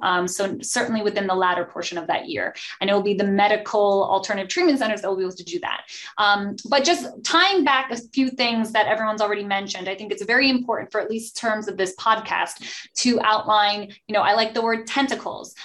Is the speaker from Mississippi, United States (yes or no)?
no; New Jersey, United States; I am from New Jersey